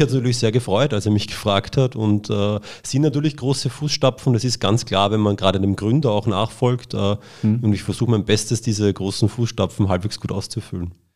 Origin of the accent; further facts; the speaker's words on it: Austria; also born or lived in Cologne; ich bin ein Österreicher